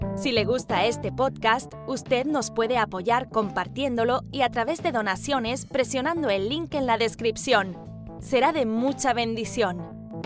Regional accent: Tarrytown, New York, United States; Yo nací en Terrytown, New York, Estados Unidos. Mis padres son cubanos.

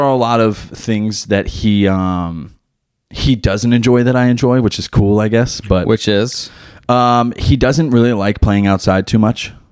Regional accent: Philadelphia, Pennsylvania, United States; I had all the I figured growing up in Philly, like that.

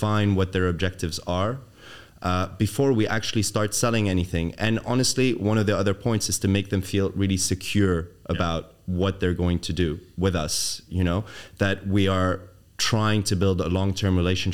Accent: Dubai, United Arab Emirates; moved away; growing up in Dubai, coming back to Dubai was very easy.

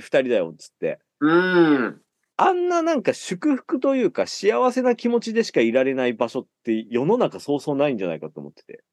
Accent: Fukushima, Japan; now in Tokyo, Japan; 僕はですね、出身が福島県なんですけども

